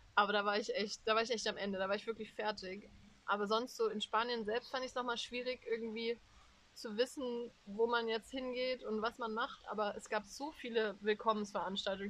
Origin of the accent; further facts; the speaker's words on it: Germany; dass ich in Deutschland aufgewachsen bin